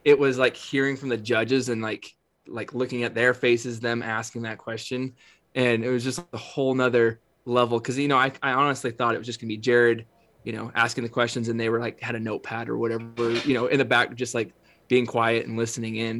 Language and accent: English; Northeastern Oregon, United States; I grew up in Northeastern Oregon